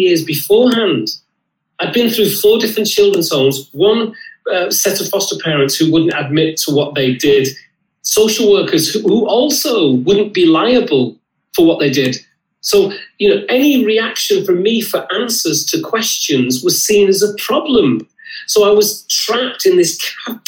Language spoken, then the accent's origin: English; Lancashire, North West England, United Kingdom; I had a brilliant childhood. I grew up in Lancashire.